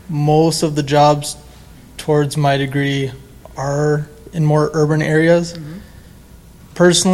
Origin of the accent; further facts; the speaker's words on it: Burnsville, Minnesota, United States; I'm from Burnsville, Minnesota.